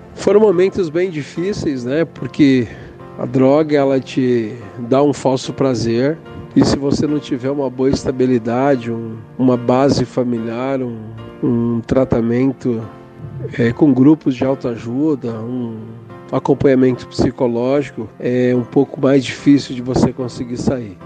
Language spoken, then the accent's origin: Portuguese; Rio Grande do Sul, Brazil; now in Campo Grande, Brazil; sou gaúcho, venho de uma família italiana